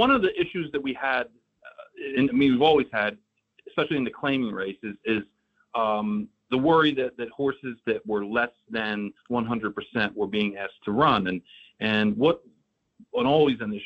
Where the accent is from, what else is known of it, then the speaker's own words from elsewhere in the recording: Saratoga Springs, New York, United States; now in South Florida, United States; I grew up in Saratoga